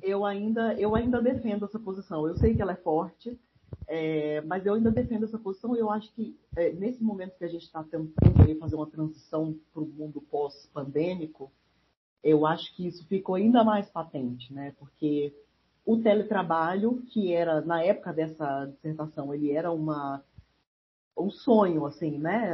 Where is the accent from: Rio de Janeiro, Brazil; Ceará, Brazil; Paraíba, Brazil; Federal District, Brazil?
Federal District, Brazil; Brasília; eu nasci em Brasília cresci fui criada lá